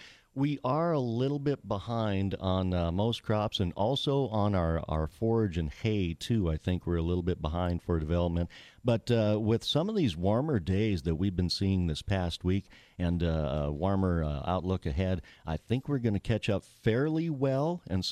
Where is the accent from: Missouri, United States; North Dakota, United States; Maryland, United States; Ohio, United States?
North Dakota, United States; Wolford; up around my home country, around Wolford, North Dakota, is just a couple of weeks ago, they were really begging for rain